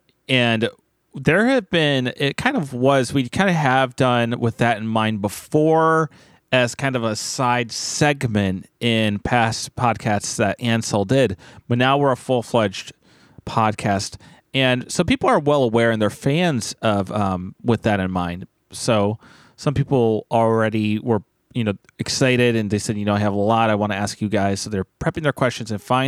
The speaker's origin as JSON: {"language": "English", "region": "Wisconsin", "country": "United States", "lives_now": "California, United States", "said": "it's been exciting living in California like I always dreamed of since I was a kid. The problem is, I'm from Wisconsin, and though I know it's summer here, I can't help but miss the seasons."}